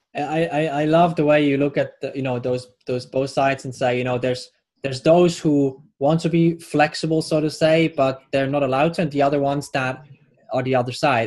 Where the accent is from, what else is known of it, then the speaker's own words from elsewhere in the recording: Switzerland; I'm Swiss